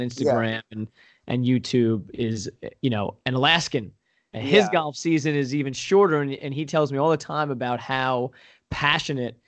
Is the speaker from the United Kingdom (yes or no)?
no; Long Island, New York, United States; now in Pennsylvania, United States; I grew up on Long Island, right? Super heavily populated place